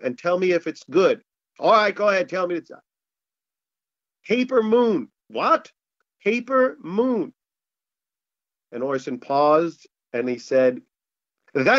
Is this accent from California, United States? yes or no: no; New York, United States; now in Los Angeles, United States; I'm from New York